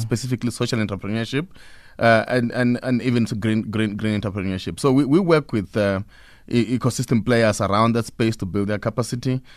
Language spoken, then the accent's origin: English; Pretoria, Gauteng, South Africa; I come from Pretoria